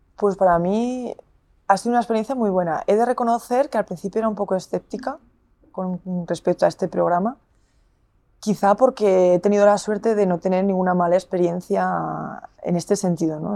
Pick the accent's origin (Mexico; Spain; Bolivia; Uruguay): Spain; Zaragoza, Aragon; now in Burgos, Spain; yo soy de Zaragoza